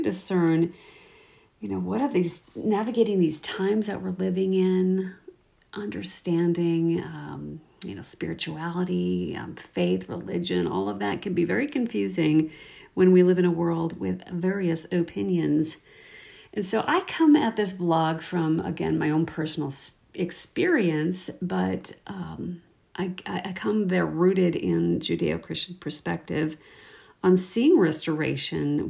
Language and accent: English; Minnesota, United States; now in Saskatoon, Canada; I live here in Saskatoon, Saskatchewan, born and raised in Minnesota, and married a Canadian